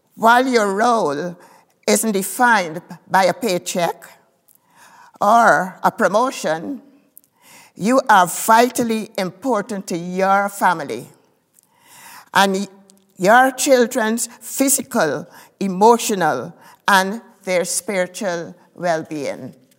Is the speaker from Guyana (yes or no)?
yes; Guyana; I was born in Guyana, in South America.